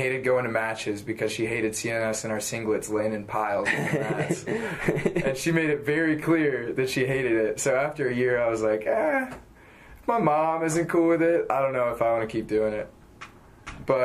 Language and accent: English; St. Louis, Missouri, United States; I'm a Cards fan only because I'm from St. Louis.